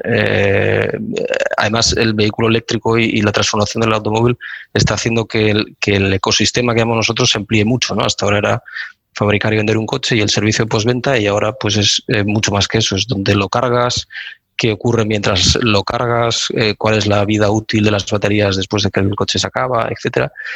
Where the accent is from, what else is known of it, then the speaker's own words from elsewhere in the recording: Gijón, Asturias, Spain; moved away as an adult; also born or lived in Barcelona; nací y me crié en Gijón, como dices, al el barrio de la Arena